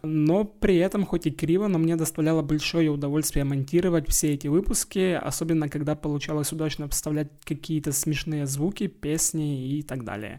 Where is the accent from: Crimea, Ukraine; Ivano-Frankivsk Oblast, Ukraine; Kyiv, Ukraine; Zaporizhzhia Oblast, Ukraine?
Zaporizhzhia Oblast, Ukraine; Zaporizhzhia; first language Russian; я русскоязычный украинец, выросший в полностью в русскоязычной среде, а именно в Запорожье